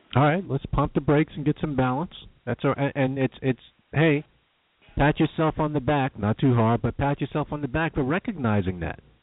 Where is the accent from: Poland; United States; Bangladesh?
United States; New York; I'm a New Yorker